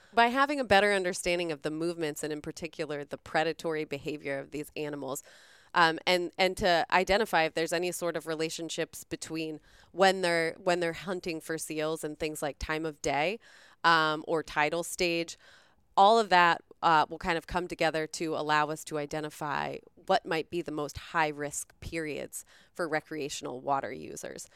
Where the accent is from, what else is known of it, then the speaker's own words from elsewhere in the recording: Florida, United States; moved away; I grew up in Florida.